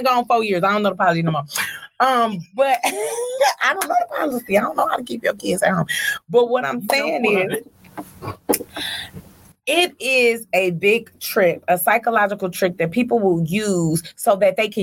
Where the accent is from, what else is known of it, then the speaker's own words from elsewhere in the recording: Detroit, Michigan, United States; I'm from Joy Road